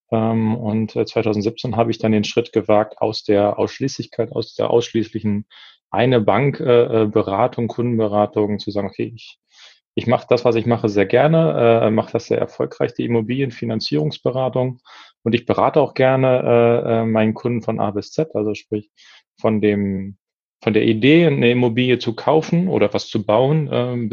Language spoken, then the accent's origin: German; Lower Saxony, Germany; now in Berlin, Germany; Niedersachsen. Niedersachsen. Wir sind beide aus Niedersachsen.